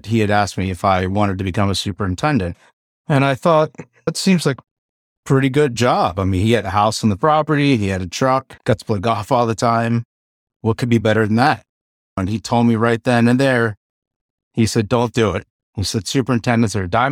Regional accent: Eastern Shore, Maryland, United States; I grew up on the Eastern Shore, Maryland

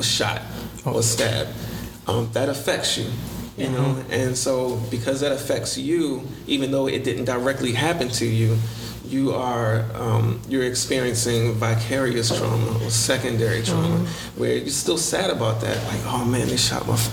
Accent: Baltimore, Maryland, United States; I'm born and raised in Baltimore.

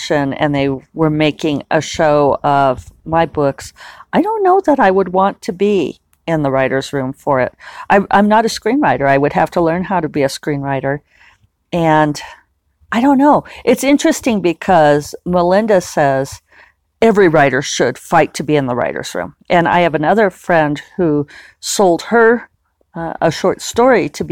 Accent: United States; me being American

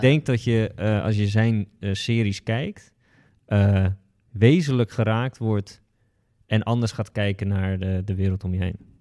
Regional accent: Westland, South Holland, Netherlands; ik kom uit het Westland, dus een kassengebied in de buurt van Den Haag.

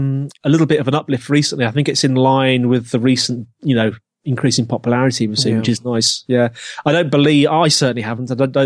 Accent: Birmingham, West Midlands, United Kingdom; accent: Brummie; No, you can hear my Brummie accent. That does come out from time to time.

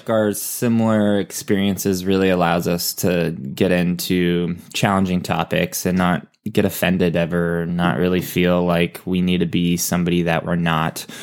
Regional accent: Valencia, California, United States; I am from Valencia, California, and, uh, as Eric explained, it's Santa Clarita, and it's also Los Angeles. So, a suburb kid and played a lot of sports growing up

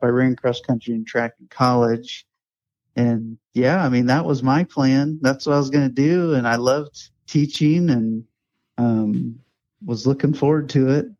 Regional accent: Indianapolis, Indiana, United States; moved away as an adult; also born or lived in Illinois / Mount Vernon, Ohio / Kansas City / Ashland, Kentucky; I grew up in Indiana, and I'm from Indianapolis. Grew up there

